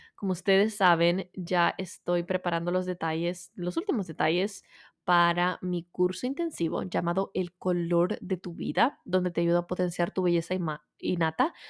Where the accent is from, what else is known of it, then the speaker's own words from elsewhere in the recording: El Salvador; moved away; soy de Salvador, aunque soy 100% latina